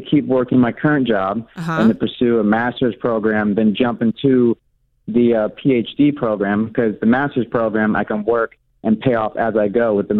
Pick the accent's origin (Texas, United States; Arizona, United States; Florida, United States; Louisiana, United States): Florida, United States; I'm from Florida